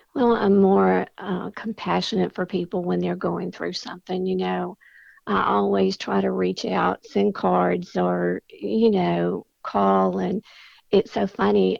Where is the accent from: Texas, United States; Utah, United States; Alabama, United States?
Alabama, United States; Mobile; I was born and raised in Mobile